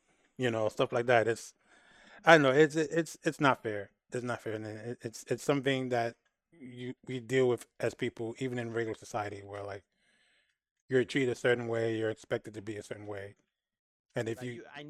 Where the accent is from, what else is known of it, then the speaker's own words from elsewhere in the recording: New York, United States; we're from New York. I'm from New York.